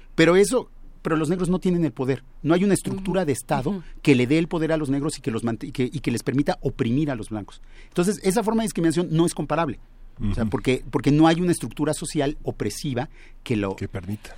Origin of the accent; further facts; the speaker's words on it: Mexico; los mexicanos debíamos todos hablar español